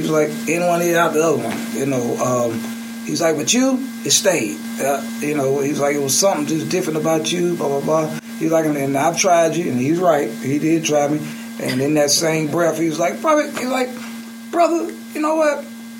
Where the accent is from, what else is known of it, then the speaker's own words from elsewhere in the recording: Birmingham, Alabama, United States; And I'm from Birmingham.